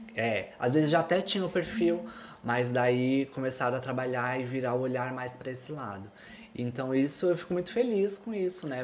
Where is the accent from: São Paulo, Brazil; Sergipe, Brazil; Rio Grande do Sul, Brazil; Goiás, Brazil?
São Paulo, Brazil; moved away as an adult; also born or lived in Florianópolis, Brazil; now in Porto, Portugal; eu sou de São Paulo